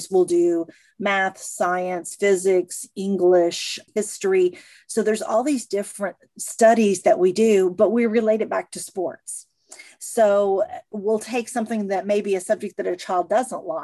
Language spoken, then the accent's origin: English; Missouri, United States; moved away; I'm originally from Missouri, so we were a divided family. My sister was a, a, Kansas City fan, and I was a St. Louis fan